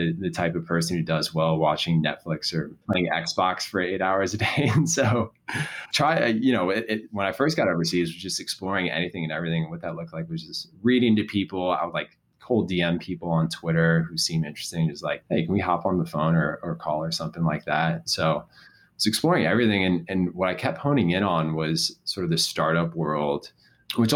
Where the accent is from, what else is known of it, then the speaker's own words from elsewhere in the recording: Chicago, Illinois, United States; having grown up here, going to a massive school like Neutra High School